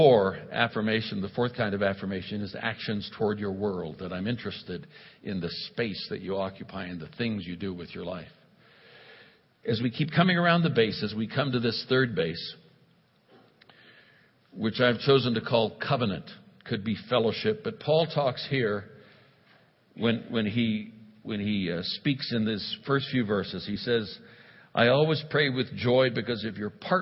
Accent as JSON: {"language": "English", "town": "Oakland", "region": "California", "country": "United States", "tie": "born or raised there", "also_born_or_lived": "India", "moved": "yes", "said": "I was raised in Oakland, California, brought up, if you will, in Oakland, California"}